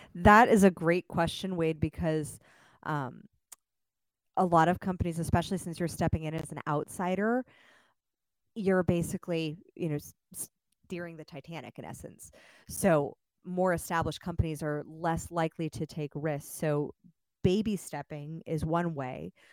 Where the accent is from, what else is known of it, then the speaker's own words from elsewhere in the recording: Los Angeles, California, United States; moved away as an adult; now in Austin, United States; I just moved to Austin, so if I speak fast, that's actually because I'm from Los Angeles